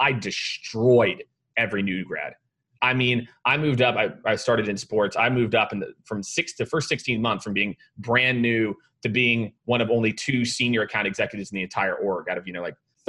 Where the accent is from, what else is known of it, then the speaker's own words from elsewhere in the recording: Primghar, Iowa, United States; born there; So I was born in a town of 900 people in Iowa called Primgar. It's in like north central Iowa, if you're going to look it up on a map